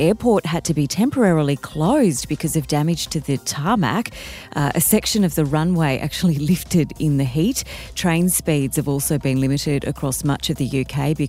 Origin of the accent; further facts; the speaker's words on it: Canberra, Australian Capital Territory, Australia; moved away; my hometown of Canberra